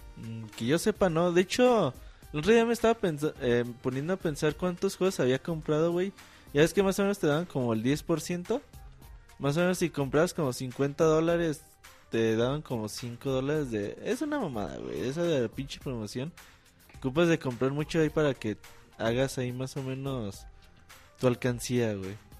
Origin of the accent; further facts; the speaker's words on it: Mexico; casi todos somos mexicanos.